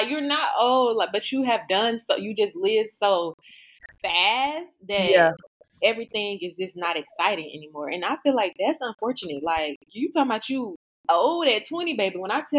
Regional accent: the South, United States; I'm from the South.

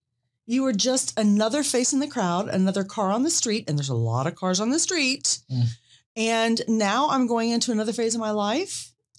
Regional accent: Columbus, Ohio, United States; moved away as an adult; also born or lived in Atlanta; I'm from Columbus, Ohio. I was raised there. I went through my 20s there, and I had to leave there.

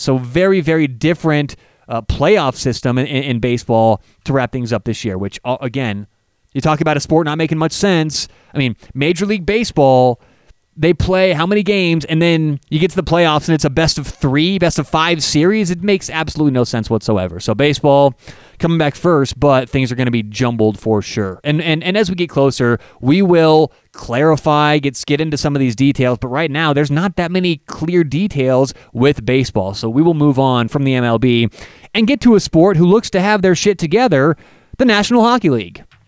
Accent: Denver, Colorado, United States; I am from Denver, Colorado

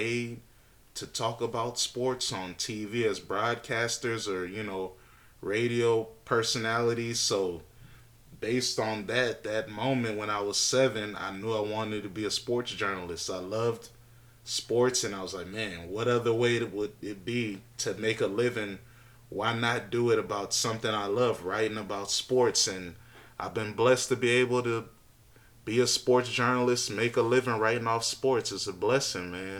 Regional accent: Alexandria, Virginia, United States; growing up in Northern Virginia, Alexandria to be exact

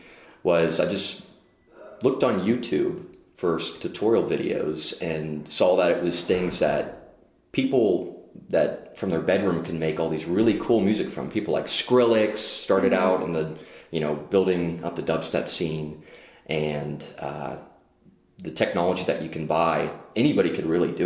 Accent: Pittsburgh, Pennsylvania, United States; born and raised in Pittsburgh

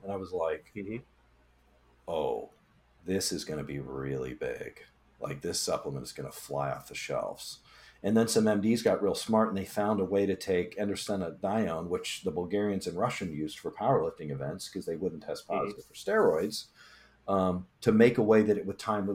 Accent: Illinois, United States; I'm from Illinois

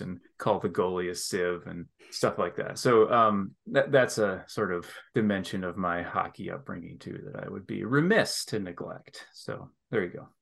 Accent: northern Lower Peninsula of Michigan, United States; moved away; we moved up, not to the Upper Peninsula where I'm headed soon, but to the northern part of the Lower Peninsula where it's still quite cold. And I lived in a little town there

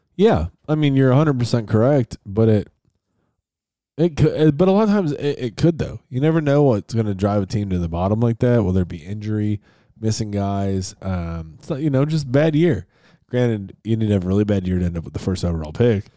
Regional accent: Buffalo, New York, United States; they are my hometown team

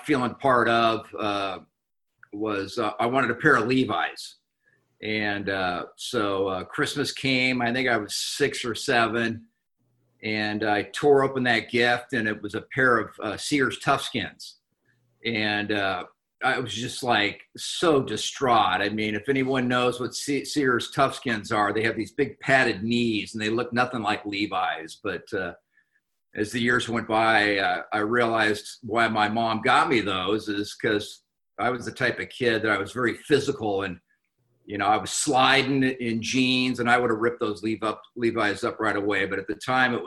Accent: Anaheim, California, United States; I was born and raised in Anaheim, California

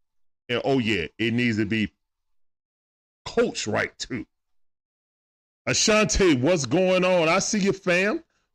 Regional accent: Georgia, United States; I'm a Grady baby, bro. So, yeah. But now I live in the burbs. But I grew up in the Swats and teenage years over in the deck.

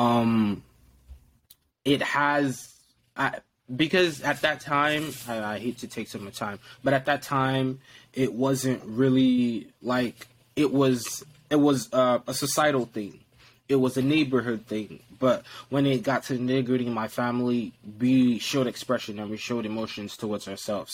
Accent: Lagos, Nigeria; moved away; I was raised in Nigeria, Lagos, Nigeria, to be precise.

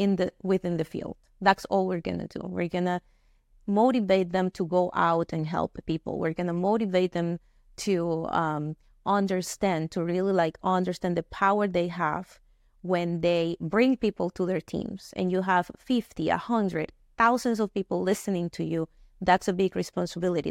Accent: Venezuela; moved away as an adult; now in United States; I grew up in Venezuela, born and raised there, uh, moved here to the US uh, 12 years ago uh, after graduating college

